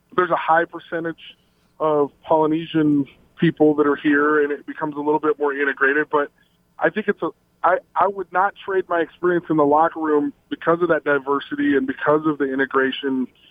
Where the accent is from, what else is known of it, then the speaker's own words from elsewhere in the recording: Logan, Utah, United States; also born or lived in Salt Lake City, Utah; I came from Logan, Utah till I, I lived there till I was 14 and then in Salt Lake from the age of 15 to 18